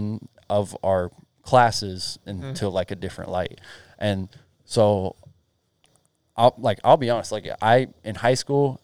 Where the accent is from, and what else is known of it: Blacksburg, Virginia, United States; born or raised there